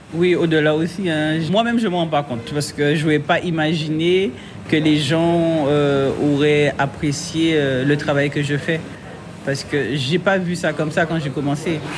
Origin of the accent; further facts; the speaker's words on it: Guadeloupe; je suis une Guadeloupéenne